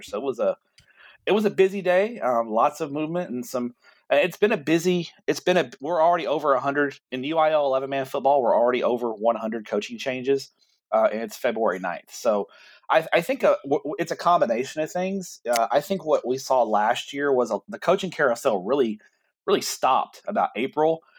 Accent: Everman, Texas, United States; I'm from Everman, and we've played Joshua ever since I've been around.

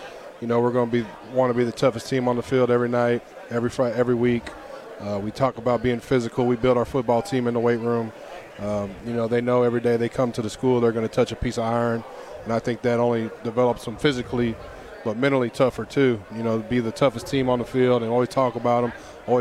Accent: Galveston, Texas, United States; because I'm from Galveston.

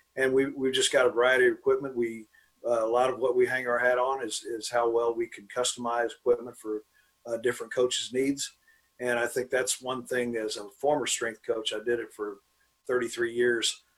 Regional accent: Dallas, Texas, United States; I was born and raised here. I'm from Dallas, went to Bishop Lynch High School.

